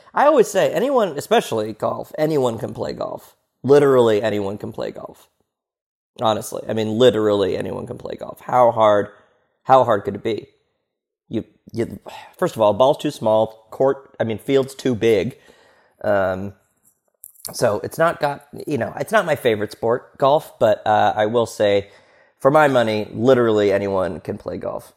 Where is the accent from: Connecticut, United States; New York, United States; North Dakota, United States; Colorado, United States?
New York, United States; I'm from New York